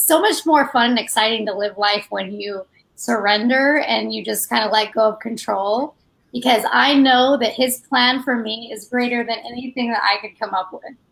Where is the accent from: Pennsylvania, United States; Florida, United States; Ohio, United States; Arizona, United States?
Arizona, United States; Mesa; Uh, Mesa, Arizona.